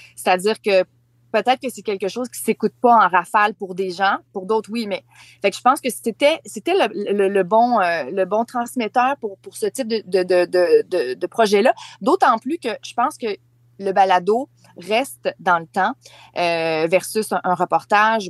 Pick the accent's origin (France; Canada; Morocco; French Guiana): Canada; Charlevoix, Quebec; moved away; ma région natale